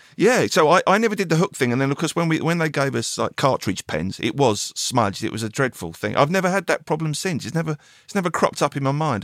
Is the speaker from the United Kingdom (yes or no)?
yes; England, United Kingdom; being an Englishman